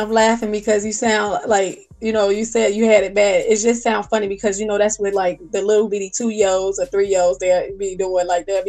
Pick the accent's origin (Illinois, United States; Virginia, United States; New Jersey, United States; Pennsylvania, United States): Illinois, United States; Chicago; moved away; because I'm from Chicago